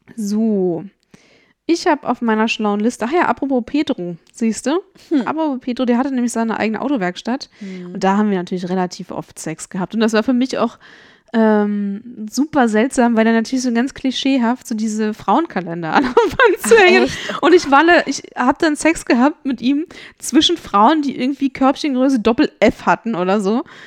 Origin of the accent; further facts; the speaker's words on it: Brandenburg an der Havel, Brandenburg, Germany; Der höchste Punkt in meiner Heimatstadt, die Friedenswarte